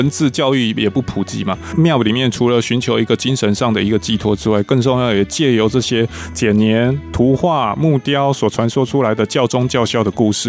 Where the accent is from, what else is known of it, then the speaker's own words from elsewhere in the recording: Taiwan; 其实维珍，你知道吗？这好像我们台湾人去看罗密欧与朱丽叶一样，就是外国的月亮比较圆嘛。